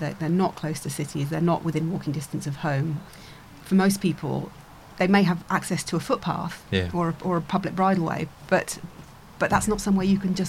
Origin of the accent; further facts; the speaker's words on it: Germany; born there; also born or lived in Northern Ireland / Warminster, England; So I was born in Germany. We did a couple of post-tours of duty in Northern Ireland in the late 70s. And then it was back to Germany again for 3 years. And then home for 3 years in Warminster on the edge of Salisbury Plain